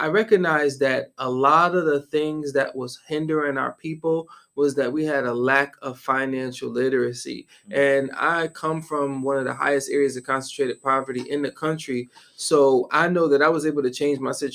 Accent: Syracuse, New York, United States; moved away as an adult; also born or lived in Guangzhou, China; I am from upstate New York, a city called Syracuse, New York. Mm-hmm. Was born and raised on the south side of Syracuse

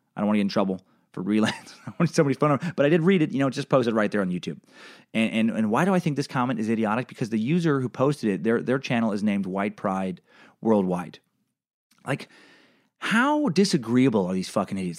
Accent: Idaho, United States; I grew up in Idaho

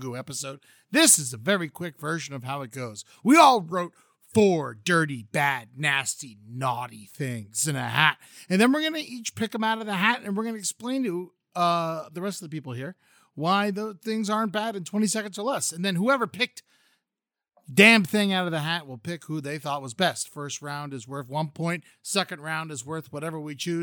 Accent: Boca Raton, Florida, United States; moved away; I'm from Boca

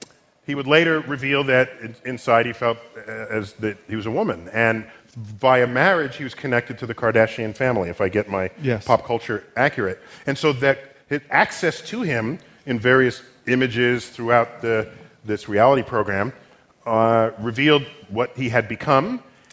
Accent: United States; I'm born in this country.

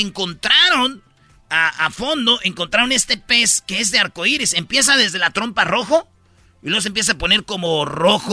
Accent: Mexico; somos mexicanos

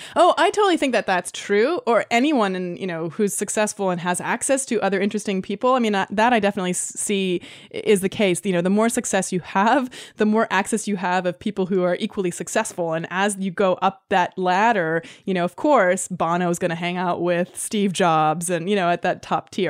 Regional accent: Canada; also born or lived in Los Angeles / London; now in San Francisco, United States; I grew up in Canada

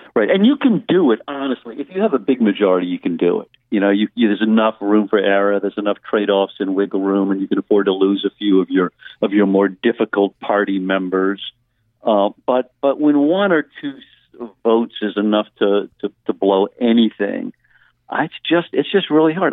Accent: Louisiana, United States; I come from Louisiana

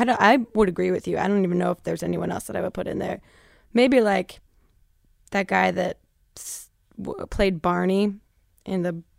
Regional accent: New Jersey, United States; I'm from Jersey.

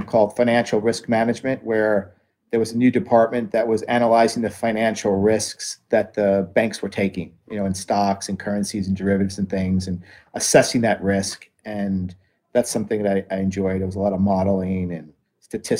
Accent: near Atlantic City, New Jersey, United States; I grew up near Atlantic City

